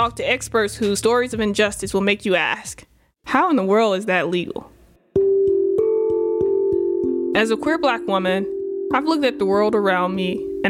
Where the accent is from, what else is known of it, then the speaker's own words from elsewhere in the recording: the Delta South, United States; I grew up in the Delta South to a working class single parent